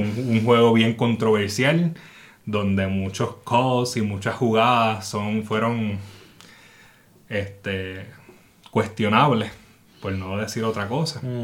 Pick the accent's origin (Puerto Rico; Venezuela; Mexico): Puerto Rico; San Juan; soy de San Juan